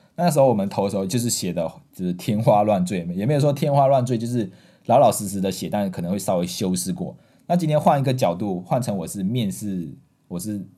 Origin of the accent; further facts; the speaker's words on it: Malaysia; moved away as an adult; now in Taiwan; 我们马来西亚人是用拼音的